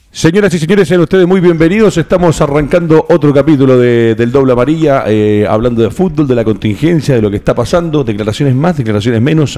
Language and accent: Spanish; Chile; uno como chileno